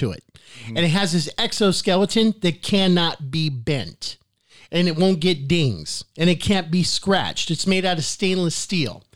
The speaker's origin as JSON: {"language": "English", "country": "United States", "said": "I'm red-blooded American"}